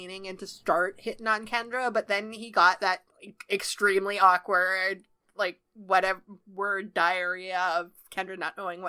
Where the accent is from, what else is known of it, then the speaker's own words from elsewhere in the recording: Canada; I'm Canadian.